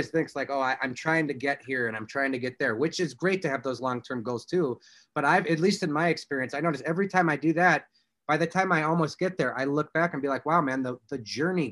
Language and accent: English; Indiana, United States; I'm from Indiana.